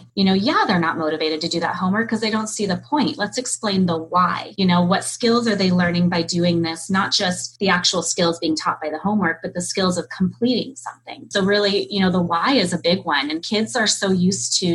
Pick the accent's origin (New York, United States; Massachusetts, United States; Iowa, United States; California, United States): California, United States; I grew up in California